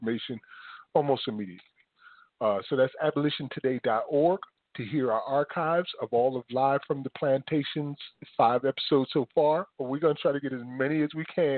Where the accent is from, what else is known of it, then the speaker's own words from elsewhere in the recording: Paterson, New Jersey, United States; I grew up in Paterson, New Jersey, in poverty.